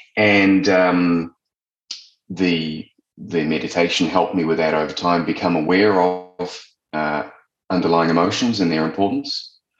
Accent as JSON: {"language": "English", "country": "New Zealand", "also_born_or_lived": "London", "moved": "yes", "said": "I'm originally from New Zealand and I left and I went and lived in London, like a lot of us"}